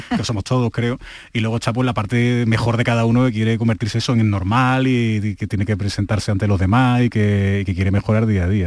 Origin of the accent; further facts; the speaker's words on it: Seville, Andalusia, Spain; yo soy de Sevilla